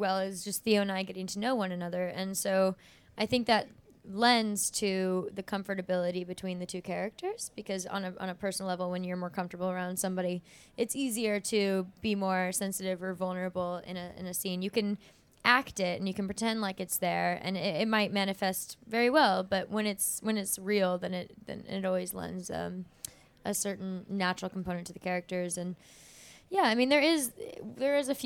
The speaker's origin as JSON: {"language": "English", "region": "Southern California", "country": "United States", "said": "I'm from Southern California, where it's sunshiny all the time, and so my warm blood was not used to the cold weather."}